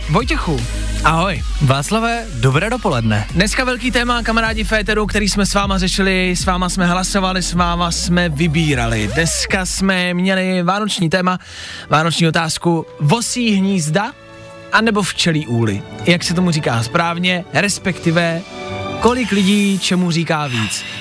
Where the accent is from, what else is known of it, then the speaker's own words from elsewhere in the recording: Říkovice, Olomouc Region, Czechia; Z Říkovec.